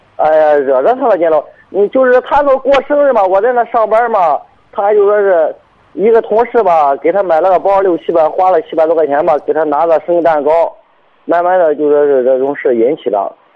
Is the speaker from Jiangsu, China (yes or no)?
no; Binzhou, Shandong, China; 滨州这边儿的